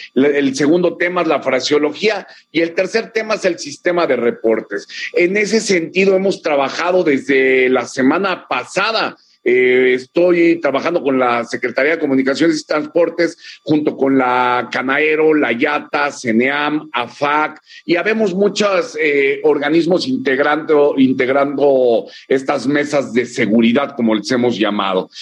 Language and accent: Spanish; Mexico; como un mexicano